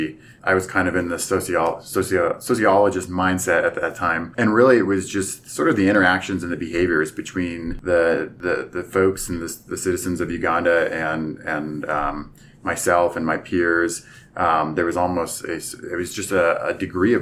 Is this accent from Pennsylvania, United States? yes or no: yes; Pennsylvania, United States; moved away as an adult; I'm originally from Pennsylvania